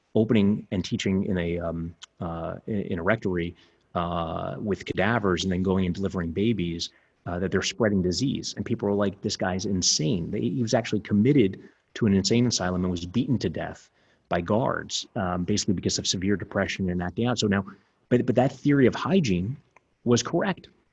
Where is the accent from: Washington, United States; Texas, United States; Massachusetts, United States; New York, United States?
New York, United States; New York City; where I grew up in Coney Island